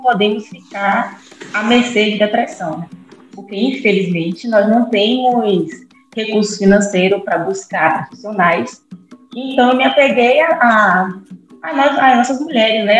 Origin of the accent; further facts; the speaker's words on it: Salvador, Bahia, Brazil; also born or lived in Vera Cruz, Bahia; eu nasci em Salvador